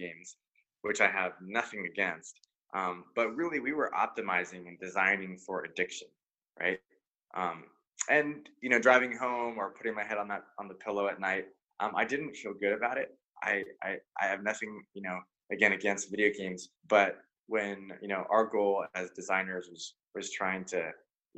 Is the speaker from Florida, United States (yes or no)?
no; Silicon Valley, California, United States; born and raised in Silicon Valley